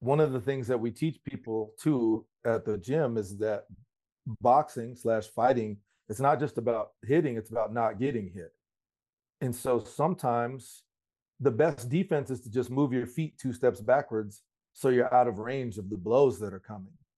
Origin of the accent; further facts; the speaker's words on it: Colorado, United States; I'm from Colorado